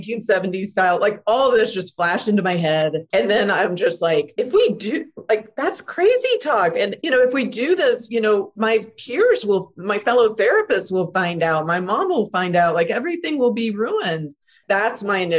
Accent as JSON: {"language": "English", "region": "Deep South", "country": "United States", "tie": "born or raised there", "said": "even though my family are like progressive Canadians, I was raised in the Deep South."}